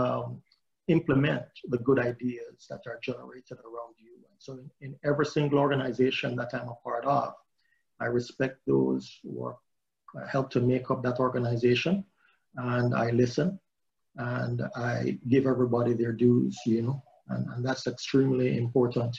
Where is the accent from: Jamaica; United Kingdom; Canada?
Jamaica; now in United States; growing up in Jamaica, I became involved in the Jamaica Combined Cadet Force